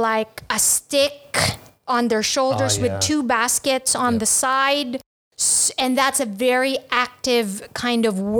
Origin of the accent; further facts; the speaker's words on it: Philippines; now in Ho Chi Minh City, Vietnam; I'm from the Malay race. I'm Filipino.